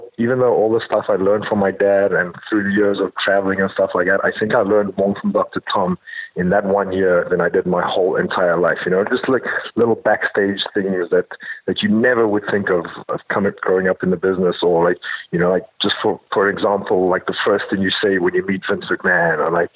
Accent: South Africa; moved away as an adult; growing up in South Africa

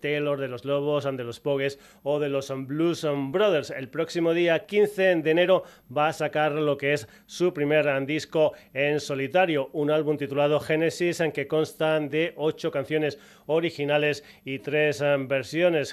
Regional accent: Extremadura, Spain; me encanta meter gente de mi tierra, de Extremadura

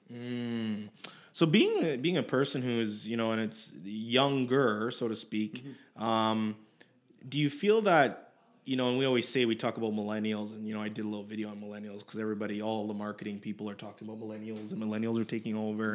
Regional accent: Edmonton, Alberta, Canada; I was born in Edmonton

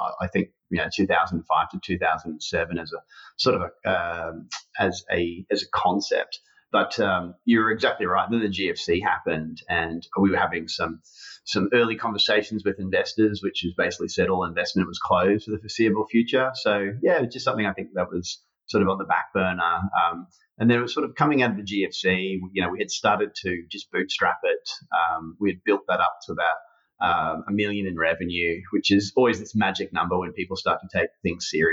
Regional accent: Brisbane, Queensland, Australia; grew up in Brisbane, Australia

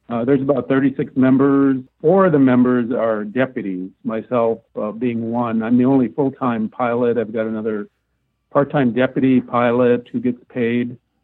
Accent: Wisconsin, United States; moved away as an adult; also born or lived in Alaska; now in Snohomish County, United States; I grew up in Wisconsin in the Midwest, no mountains, lots of snow.

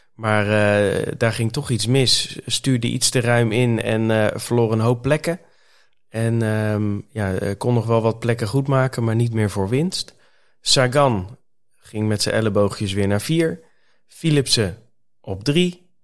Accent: Netherlands; als Nederlander zijnde

